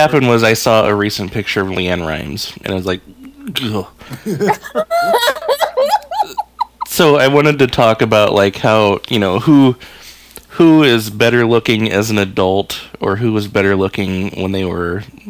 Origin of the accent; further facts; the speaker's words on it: Omaha, Nebraska, United States; I grew up in the Florence area, which was like extreme north Omaha.